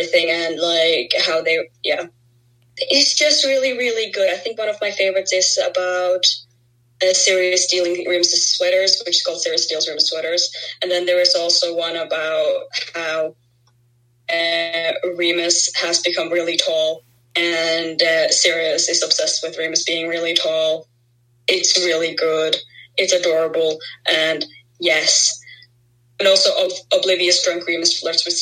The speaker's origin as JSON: {"language": "English", "region": "Southern Norway", "country": "Norway", "accent": "southern", "first_language": "Norwegian", "second_language": "English", "said": "English is not my first language. It is Norwegian."}